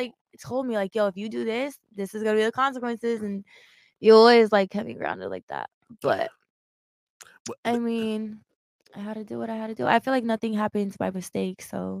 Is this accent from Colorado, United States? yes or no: yes; Colorado, United States; I'm from Colorado.